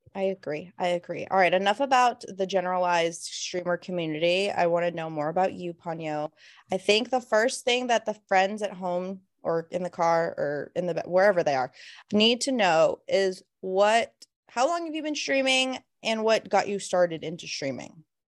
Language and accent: English; Florida, United States; moved away; we're originally from Florida